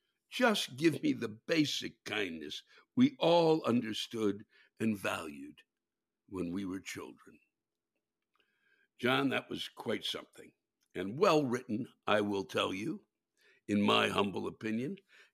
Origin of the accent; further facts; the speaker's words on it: England, United Kingdom; Yes, I am English and want to complain about manners.